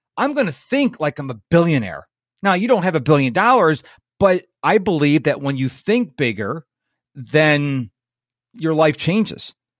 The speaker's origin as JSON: {"language": "English", "town": "Rochester", "region": "New York", "country": "United States", "moved": "yes", "lives_now": "Houston, United States", "said": "I'm in Houston, and I'm originally from Rochester, which is right across the Lake Ontario from Toronto"}